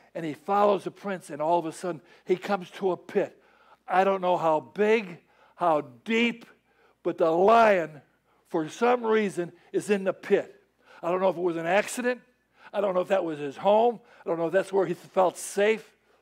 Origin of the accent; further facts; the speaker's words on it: Chicago, Illinois, United States; moved away; I'm from Chicago. I know about snow